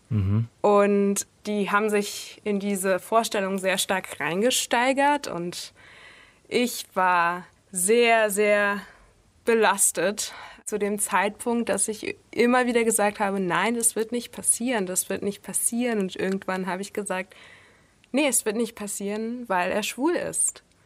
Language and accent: German; Russia; now in Germany; Meine Eltern und ich auch äh, sind Russen. Also ich bin in Russland geboren